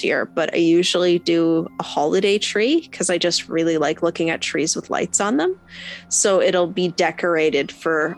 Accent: Canada; I'm Canadian

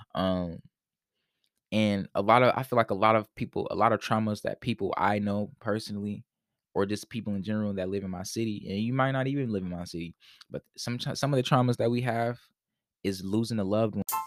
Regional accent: Indianapolis, Indiana, United States; I grew up in poverty, right? So, I'm, I'm from Indianapolis, Indiana

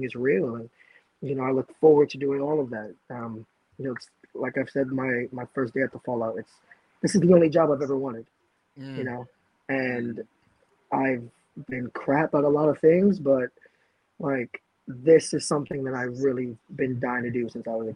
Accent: New York City, New York, United States; I'm a kid from the Lower East Side of Manhattan.

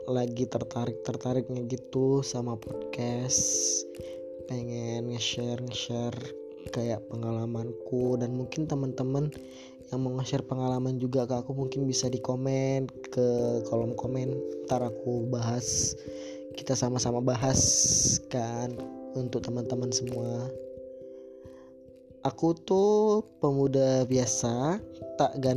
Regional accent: Medan, North Sumatra, Indonesia; Ya benar, aku dari Sumatera Utara, dari kota Medan.

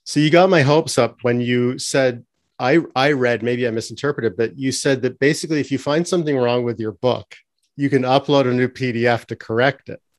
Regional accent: Canada; also born or lived in between Toronto and cottage country; as a Canadian

